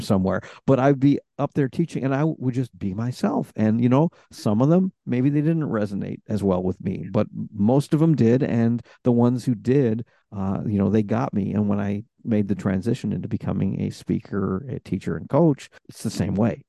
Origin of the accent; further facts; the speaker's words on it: Rochester, New York, United States; I'm from Rochester, New York, which isn't too far from Toronto